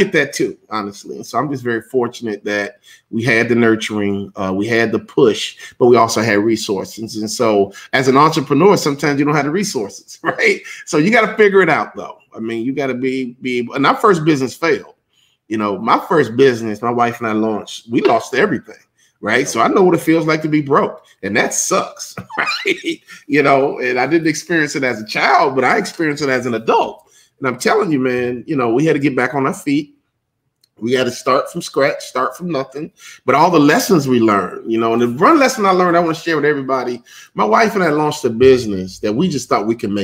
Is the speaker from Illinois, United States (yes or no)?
yes; Chicago, Illinois, United States; being a civil rights baby growing up in Chicago